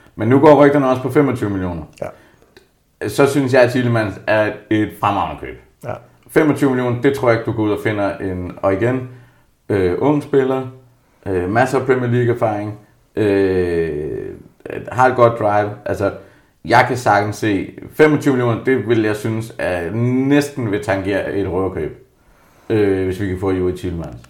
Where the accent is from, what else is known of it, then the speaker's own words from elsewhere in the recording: Jutland, Denmark; jeg er jo jyde